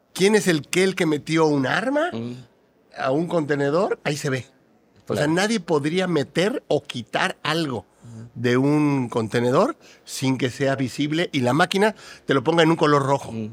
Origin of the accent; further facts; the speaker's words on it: Mexico; en mi país, en México